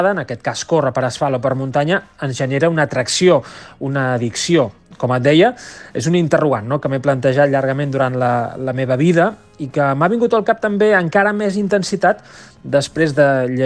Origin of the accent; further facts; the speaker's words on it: Barcelona, Catalonia, Spain; tot i que sóc de, de Barcelona, tinc una casa a Vidrà i tinc un, un vincle molt estret amb tot el territori del Bisaure